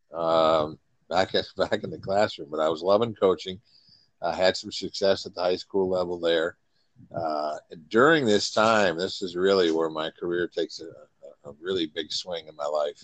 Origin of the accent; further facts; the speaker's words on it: Iron River, Michigan, United States; moved away as an adult; also born or lived in Qatar; now in New York, United States; I grew up about 45 minutes from Iron Mountain, Michigan